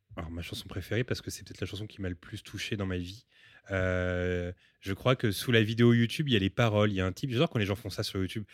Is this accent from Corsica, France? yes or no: no; Paris, Île-de-France, France; also born or lived in Montreal; Je suis né à Paris